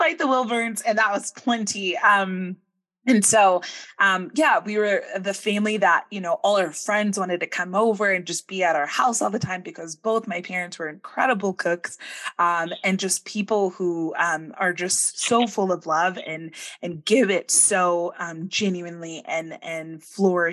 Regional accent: Bay Area, California, United States; I grew up in the Bay Area

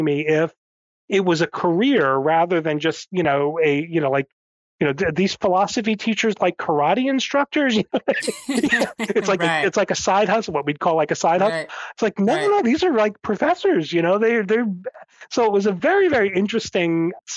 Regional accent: Northern New Jersey, United States; I grew up in a suburb of New York City in New Jersey. So I grew up in Northern Jersey

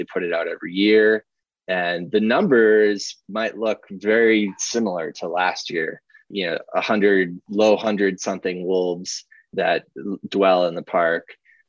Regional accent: Minnesota, United States; moved away; I grew up in Minnesota where we always had wolves.

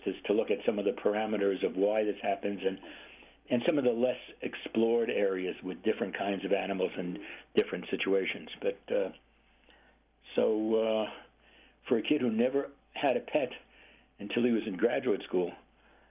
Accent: New York City, New York, United States; moved away as an adult; also born or lived in California; I am originally from Brooklyn, New York, like everybody else. And so pets were very uncommon. Apartment living, high density

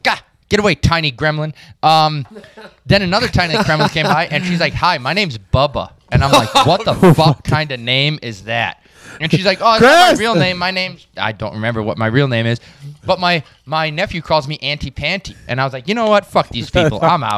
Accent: Chicago, Illinois, United States; You're from Indiana. I'm from Chicago.

